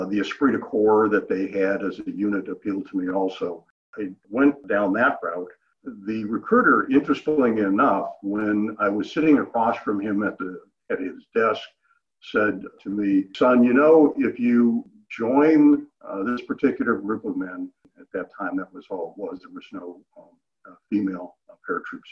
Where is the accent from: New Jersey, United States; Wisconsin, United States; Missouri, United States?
Wisconsin, United States; Milwaukee; My parents moved to Milwaukee when I was three